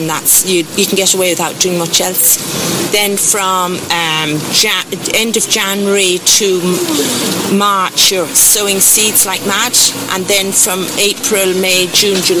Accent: Carrigaline, Munster, Ireland; also born or lived in Kenya / Tanzania; From Cork. Well, I was born in Kenya and left there in 63 when I was 3

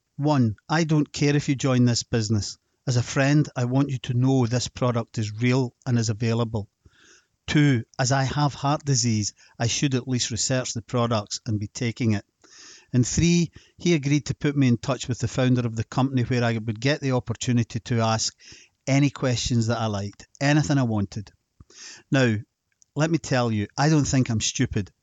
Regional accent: Scotland, United Kingdom; Being Scottish and then just forty-six years old

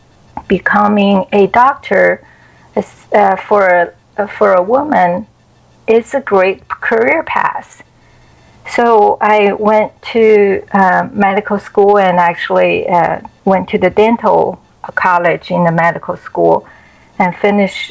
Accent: China; English is a second language; moved away as an adult; now in United States; growing up in China

